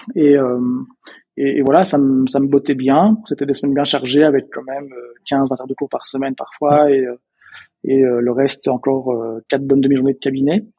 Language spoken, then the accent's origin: French; Belgium; accent: Belgian; peut-être que vous avez entendu euh, à mon accent, je suis belge. Euh, je viens d'une petite, d'un petit village à la base près de près de Bruxelles